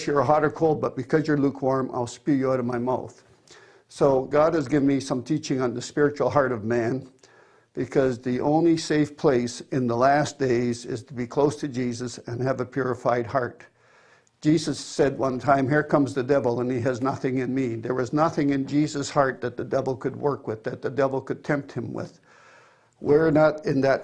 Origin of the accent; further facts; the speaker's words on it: Cambridge, Ontario, Canada; I am from Cambridge, Ontario, Canada